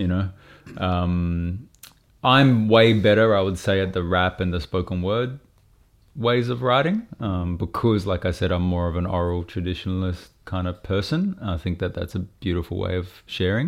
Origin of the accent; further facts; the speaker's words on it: Brisbane, Queensland, Australia; I grew up in Brisbane